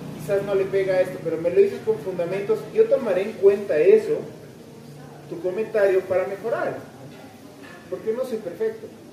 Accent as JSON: {"language": "Spanish", "country": "Ecuador", "said": "somos Ecuador"}